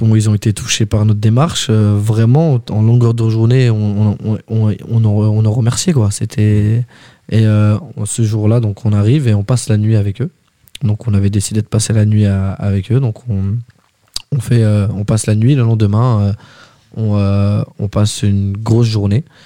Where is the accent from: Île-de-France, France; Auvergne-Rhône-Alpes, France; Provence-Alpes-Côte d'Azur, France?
Île-de-France, France; Val-d'Oise; je viens du 95